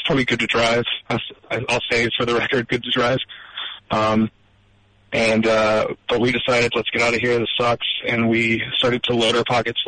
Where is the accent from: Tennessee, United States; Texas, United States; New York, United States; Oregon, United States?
Texas, United States; Southeast; now in Peoria, United States; I grew up in Southeast Texas